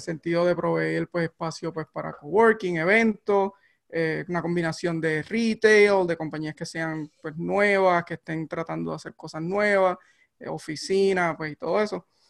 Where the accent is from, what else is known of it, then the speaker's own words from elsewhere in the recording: Barranquitas, Puerto Rico; moved away as an adult; now in Alameda, United States; crecí en, en, en Barranquita, un pueblo pequeño, rural